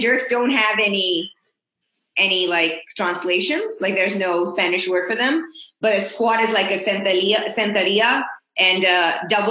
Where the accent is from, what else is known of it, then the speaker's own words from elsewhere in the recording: Pakistan; also born or lived in Mexico; now in Boston, United States; I grew up in Pakistan